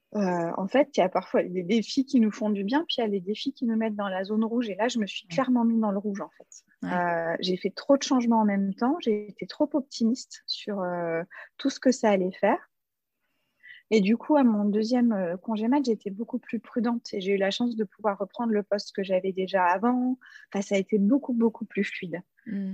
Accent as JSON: {"language": "French", "town": "Strasbourg", "region": "Grand Est", "country": "France", "tie": "born or raised there", "said": "dans ma ville natale à Strasbourg"}